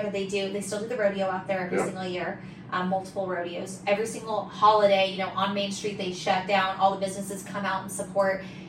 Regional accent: Lakeside, California, United States; also born or lived in La Mesa, California; So I was born right there in La Mesa and then I grew up in Lakeside, California.

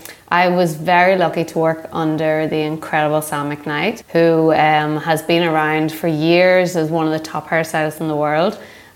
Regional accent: Northern Ireland, United Kingdom; moved away as an adult; now in New York, United States; I am originally from Northern Ireland, a very large country. And I moved to America about 10 years ago.

